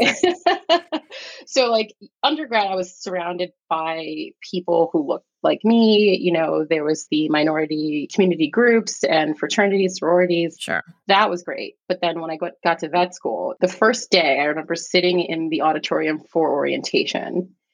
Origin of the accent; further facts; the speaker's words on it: New York City, New York, United States; also born or lived in Staten Island, New York; I am a New York City native. I was born in Staten Island, raised in the Bronx, New York